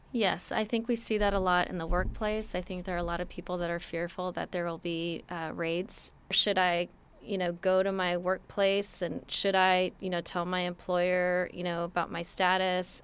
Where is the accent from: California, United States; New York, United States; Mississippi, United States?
California, United States; Los Angeles; I was born in Los Angeles